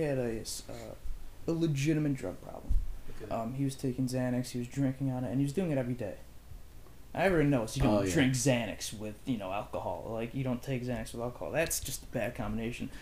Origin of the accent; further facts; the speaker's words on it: United States; me being American